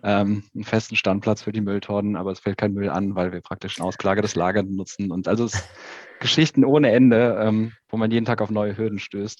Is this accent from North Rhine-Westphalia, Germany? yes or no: yes; Aachen, North Rhine-Westphalia, Germany; geboren irgendwie in Aachen